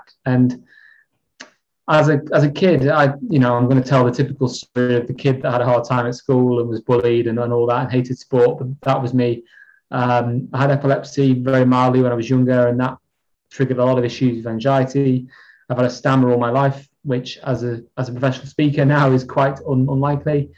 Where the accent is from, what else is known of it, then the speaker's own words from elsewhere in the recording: Chester, North West England, United Kingdom; moved away as an adult; now in Kendal, United Kingdom; I'm from Chester, originally.